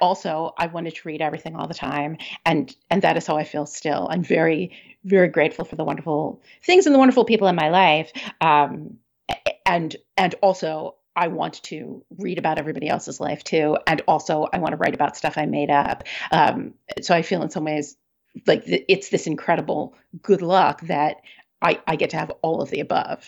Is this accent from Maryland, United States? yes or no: yes; Maryland, United States; now in Seattle, United States; I grew up in Maryland